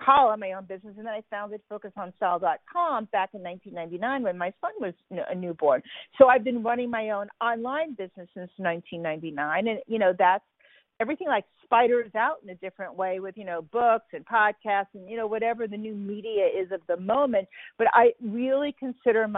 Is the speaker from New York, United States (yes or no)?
yes; New York City, New York, United States; moved away; I grew up in Brooklyn